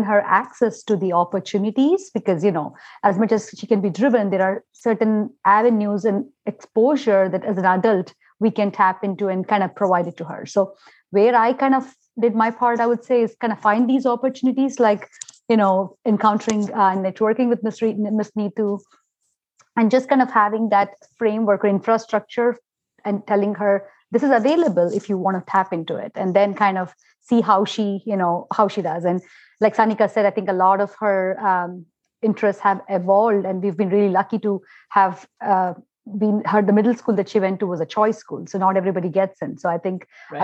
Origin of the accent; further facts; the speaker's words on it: India; moved away; growing up in India, we truly had that support system.